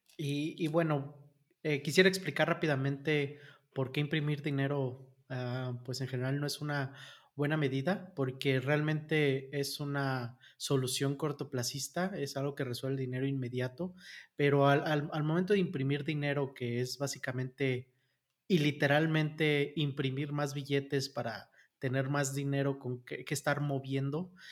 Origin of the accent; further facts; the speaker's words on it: Mexico; en México somos 150 millones de habitantes